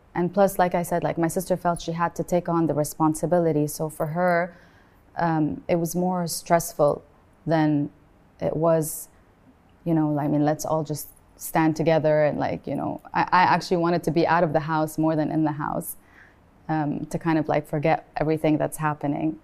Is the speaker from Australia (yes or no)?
no; Beirut, Beirut Governorate, Lebanon; also born or lived in Sharjah, United Arab Emirates; now in United Arab Emirates; I was born in Sharjah and I lived there for the first eight years of my life, and then I moved to Beirut and I grew up in Beirut